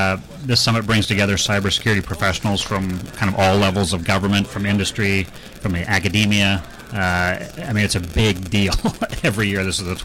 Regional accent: Minnesota, United States; I'm from Minnesota.

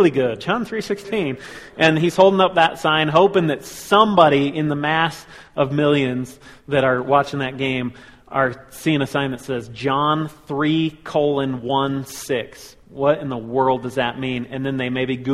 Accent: Colorado Springs, Colorado, United States; we grew up in Colorado Springs

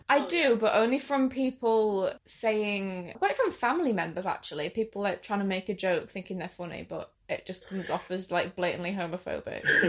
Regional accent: Hull, Yorkshire and the Humber, United Kingdom; I'm from Hull as well, and I'm 18.

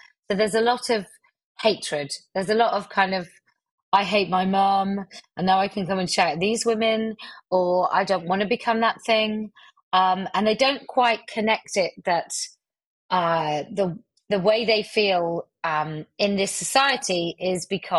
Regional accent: West Country, South West England, United Kingdom; accent: West Country; I have a West Country accent, a mild

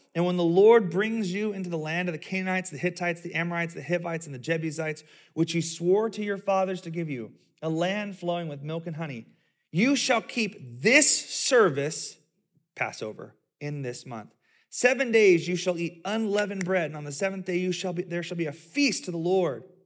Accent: the South, United States; I grew up in the South

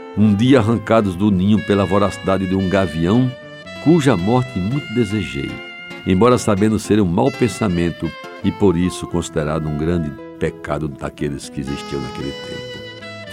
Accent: João Pessoa, Paraíba, Brazil; aquelas mangueiras da Rua da Concórdia, onde nasci e vivi a minha infância

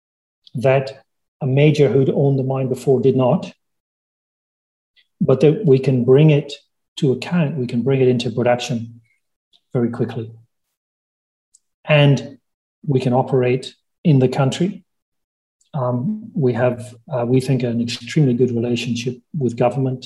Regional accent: Scotland, United Kingdom; my hometown of my home country of Scotland

